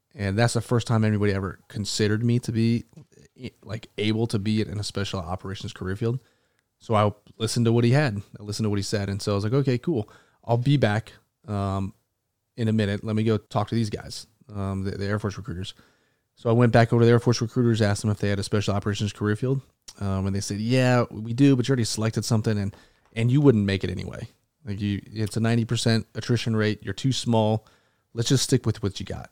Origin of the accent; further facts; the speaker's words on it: Tucson, Arizona, United States; also born or lived in Aurora, Colorado / Las Vegas, Nevada; now in North Carolina, United States; I grew up and moved to Tucson, Arizona when I was young, probably a four or five, um, and then spent my entire childhood there.